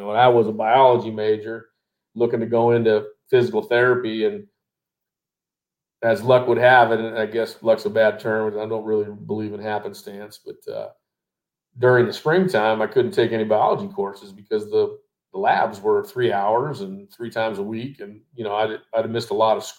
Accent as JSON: {"language": "English", "area": "Contra Costa County", "region": "California", "country": "United States", "tie": "born or raised there", "also_born_or_lived": "Sacramento, California"}